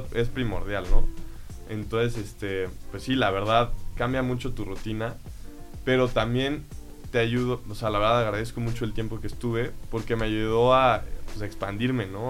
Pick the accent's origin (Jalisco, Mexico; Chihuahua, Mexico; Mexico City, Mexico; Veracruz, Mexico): Mexico City, Mexico; now in Querétaro, Mexico; yo nací en la Ciudad de México y pues desde chiquito este, empecé a jugar en los equipos del club